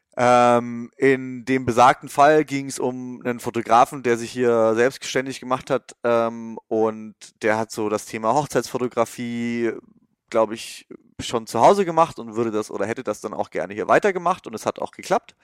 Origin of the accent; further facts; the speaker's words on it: Germany; moved away as an adult; now in California, United States; als Deutscher hier rüberzukommen und vor allem als Freelancer